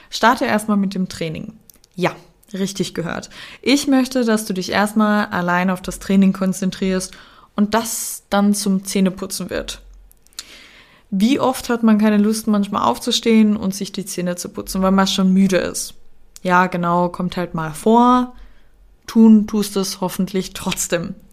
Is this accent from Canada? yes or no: no; Austria; Ich bin ja in Österreich geboren und teilweise auch aufgewachsen.